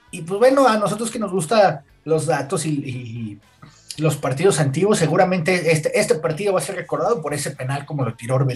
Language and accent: Spanish; Mexico; Uno como mexicano